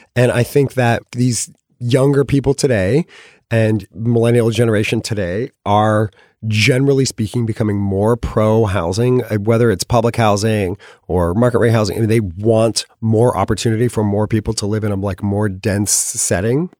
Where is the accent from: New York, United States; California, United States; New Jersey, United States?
California, United States; I'm from California